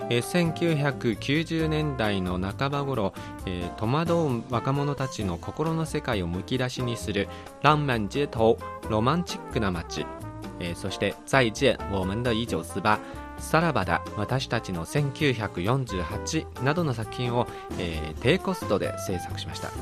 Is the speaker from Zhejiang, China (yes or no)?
no; Beijing, China; Japanese is a second language; moved away; 私は北京の出身ですから